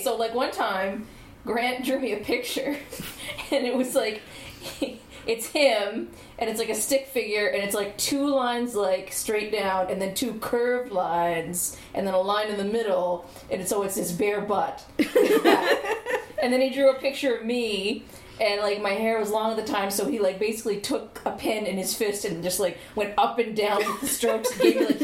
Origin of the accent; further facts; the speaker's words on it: Miramichi, New Brunswick, Canada; I'm from Miramichi